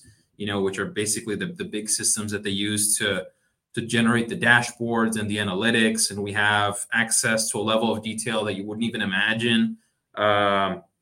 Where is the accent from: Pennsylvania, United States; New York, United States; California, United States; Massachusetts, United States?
Massachusetts, United States; Boston; moved away as an adult; also born or lived in Miami; I am a Bostonian. I was born and grew up in Boston